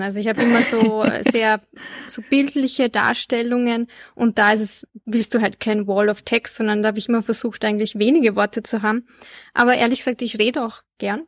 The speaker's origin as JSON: {"language": "German", "town": "Linz", "region": "Upper Austria", "country": "Austria", "tie": "born or raised there", "said": "Ich bin nämlich in Linz aufgewachsen"}